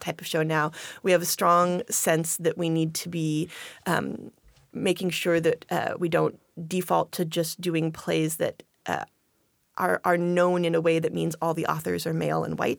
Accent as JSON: {"language": "English", "town": "Longview", "region": "Washington", "country": "United States", "tie": "born or raised there", "also_born_or_lived": "Wisconsin / Chicago, Illinois / Eugene, Oregon", "moved": "as an adult", "lives_now": "Tacoma, United States", "said": "I grew up in Longview, Washington"}